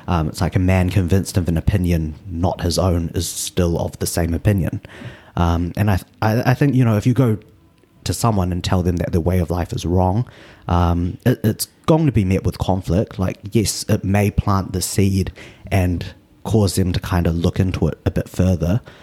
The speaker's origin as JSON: {"language": "English", "region": "Auckland", "country": "New Zealand", "tie": "born or raised there", "said": "I was born in New Zealand. My parents are from Malaysia. Um, and at the moment, I'm living out in, uh, Westmere. So, lived kind of pretty central my whole life"}